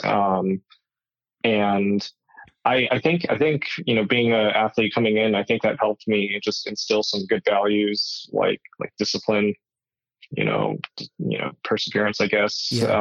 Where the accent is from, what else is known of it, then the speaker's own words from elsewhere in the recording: Tucson, Arizona, United States; born and raised in Tucson, Arizona